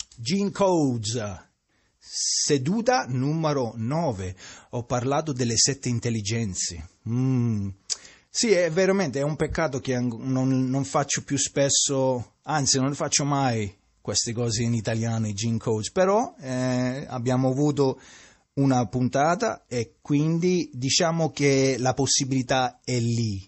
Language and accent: Italian; Sicily, Italy; Io che sono siciliano